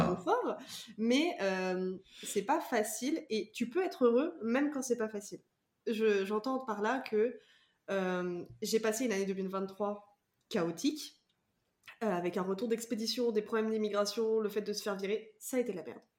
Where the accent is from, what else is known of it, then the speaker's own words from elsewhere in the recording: Vendée, Pays de la Loire, France; je viens de Vendée